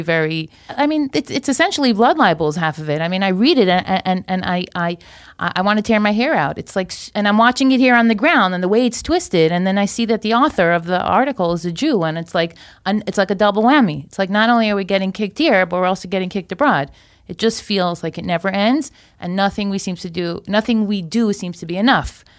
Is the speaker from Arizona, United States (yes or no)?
no; Florida, United States; moved away as an adult; now in Israel; I grew up in Florida. I made L A five years ago.